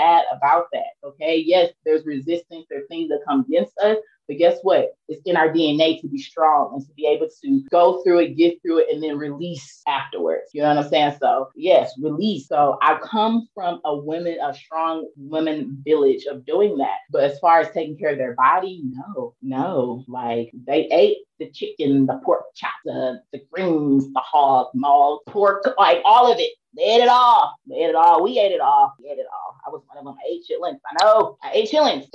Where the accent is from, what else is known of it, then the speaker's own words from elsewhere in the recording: East St. Louis, Illinois, United States; moved away as an adult; I'm from East St. Louis, Illinois